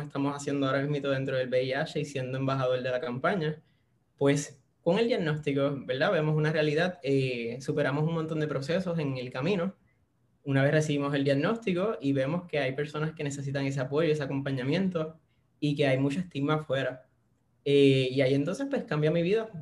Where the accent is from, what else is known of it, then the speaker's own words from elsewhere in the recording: Puerto Rico; Soy de la Isla del Encanto, acá de Puerto Rico